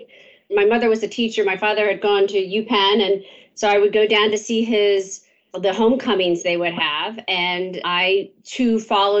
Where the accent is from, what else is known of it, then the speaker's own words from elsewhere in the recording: outside of Philadelphia, Pennsylvania, United States; I grew up outside of Philadelphia in the suburbs. I went to the local public high school called Conestoga